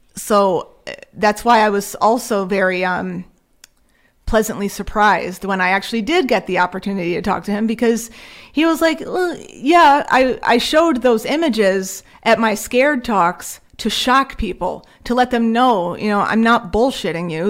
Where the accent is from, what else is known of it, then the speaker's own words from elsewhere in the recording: Connecticut, United States; we are from Connecticut